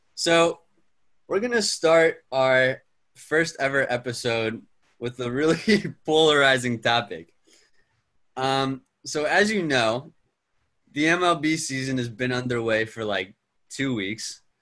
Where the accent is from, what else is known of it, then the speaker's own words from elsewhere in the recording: Cheltenham, Pennsylvania, United States; moved away as an adult; I'm from Cheltenham, Pennsylvania. Went to Cheltenham High School